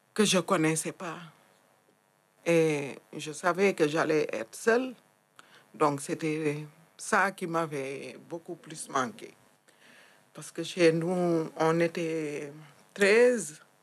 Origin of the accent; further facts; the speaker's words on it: Thiès, Senegal; moved away as an adult; also born or lived in Casamance; now in France; Je suis née au Sénégal. J'ai grandi dans une région qui se situe à 70 euh, km de Dakar, qui s'appelle Thiès.